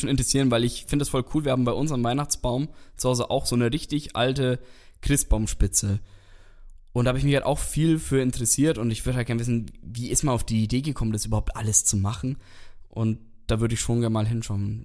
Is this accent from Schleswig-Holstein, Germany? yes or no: no; Nuremberg, Bavaria, Germany; ich bin eigentlich auch gebürtiger Nürnberger